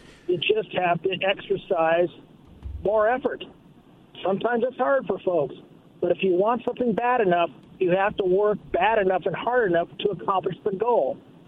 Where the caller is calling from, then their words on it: Kennewick, Washington, United States; Yeah, … from Kennewick.